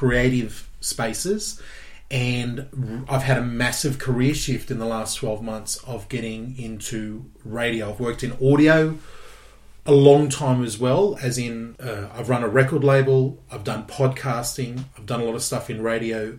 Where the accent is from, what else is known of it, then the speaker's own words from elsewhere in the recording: Gold Coast, Queensland, Australia; moved away as an adult; also born or lived in Geelong; I am from the Gold Coast, born and bred Queenslander.